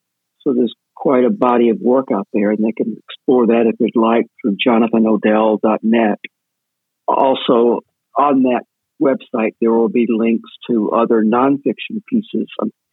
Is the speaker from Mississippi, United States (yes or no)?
yes; Mississippi, United States; because of the way that I was raised in Mississippi, growing up a gay kid